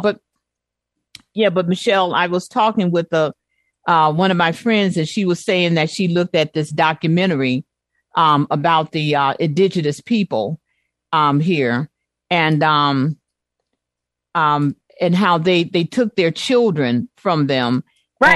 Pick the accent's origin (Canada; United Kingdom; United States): United States; Chicago, Illinois; growing up in Chicago